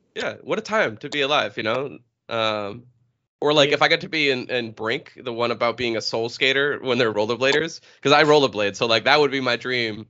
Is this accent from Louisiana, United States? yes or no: no; New Hampshire, United States; originally from uh, New Hampshire